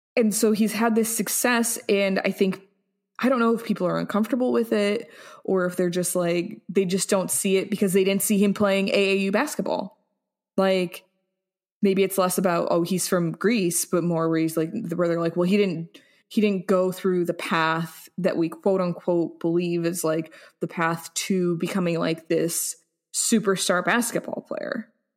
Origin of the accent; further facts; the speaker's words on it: United States; I'm feeling very proud to be American